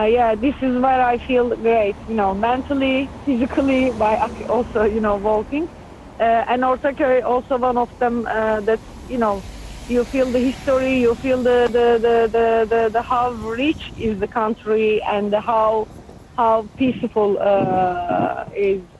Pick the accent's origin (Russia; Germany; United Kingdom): Russia; Ufa, Bashkortostan; English is a second language; now in Istanbul, Turkey; my hometown and my home uh, is Ufa, where I born. But when I start to live in different city and let's say half of my life is now in Istanbul, like more than 25 years